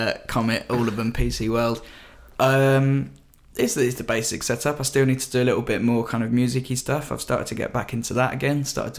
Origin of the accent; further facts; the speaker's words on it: Brighton, South East England, United Kingdom; moved away as an adult; now in London, United Kingdom; I have come back to my hometown of Brighton.